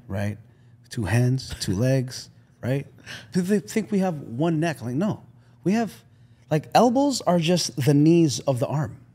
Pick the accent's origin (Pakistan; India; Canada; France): Canada; I'm Canadian.